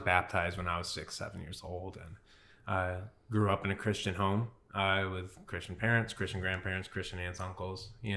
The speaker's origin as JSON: {"language": "English", "town": "Adrian", "region": "Michigan", "country": "United States", "tie": "born or raised there", "also_born_or_lived": "Centerville, Michigan / Melbourne, Australia / Newcastle, Australia", "moved": "as an adult", "lives_now": "Venice, Florida, United States", "said": "I'm originally born and raised in Adrian, Michigan, small town outside of Detroit"}